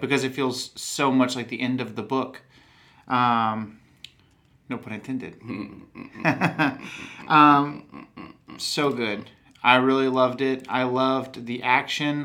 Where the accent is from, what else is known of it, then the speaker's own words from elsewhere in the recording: Texas, United States; accent: Texan; I'm from Texas, and I, I don't not that I have a heavy Texan accent